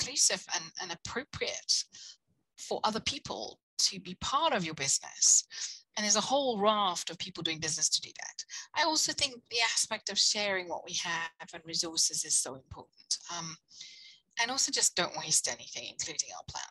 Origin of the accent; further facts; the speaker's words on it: South Africa; now in United Kingdom; I come from South Africa where you either have a job or you